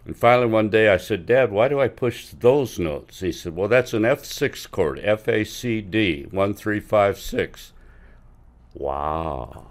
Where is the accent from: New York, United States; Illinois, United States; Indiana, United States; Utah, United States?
Illinois, United States; Quincy; I was born in Quincy, Illinois, and went to elementary school and high s-, part, most of high school there